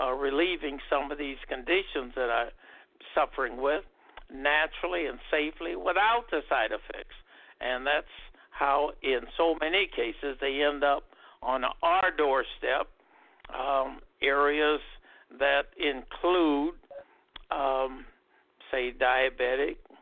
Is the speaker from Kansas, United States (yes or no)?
no; Omaha, Nebraska, United States; My hometown is Omaha, Nebraska